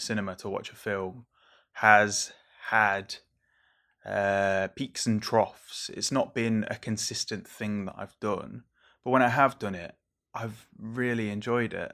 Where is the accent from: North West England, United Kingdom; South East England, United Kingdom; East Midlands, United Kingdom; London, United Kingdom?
North West England, United Kingdom; Merseyside; growing up on Merseyside